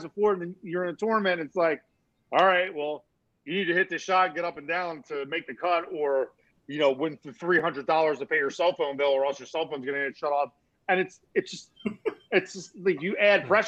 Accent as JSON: {"language": "English", "area": "Mercer County", "region": "New Jersey", "country": "United States", "said": "I'm literally from Central Jersey, like Mercer County, Princeton, Trenton area"}